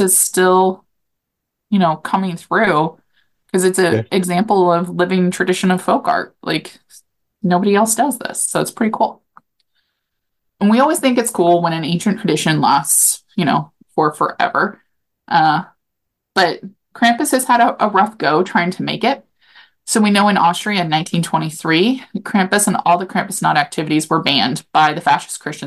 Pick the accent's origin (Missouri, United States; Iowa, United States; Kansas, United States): Kansas, United States; Topeka; I grew up in Topeka in the Potwin area